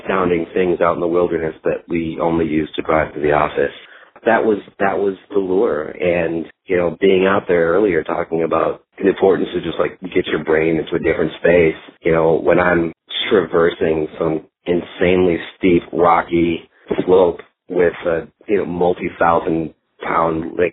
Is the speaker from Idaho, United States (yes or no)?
no; Minnesota, United States; now in Dallas, United States; I grew up in Minnesota and spent a lot of time in the outdoors and camping